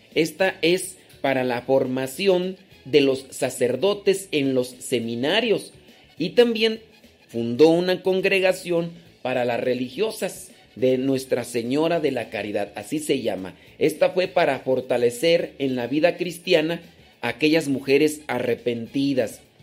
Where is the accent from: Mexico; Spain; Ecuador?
Mexico; Los Órganos, Guanajuato; moved away; also born or lived in Acámbaro, Guanajuato; yo no soy de Acámbaro, pero nací ahí. Eh, después me crié en Los Órganos, Guanajuato